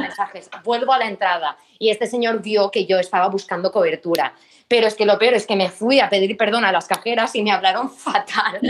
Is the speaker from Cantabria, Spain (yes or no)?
no; Mallorca, Balearic Islands, Spain; moved away as an adult; now in Barcelona, Spain; somos de Mallorca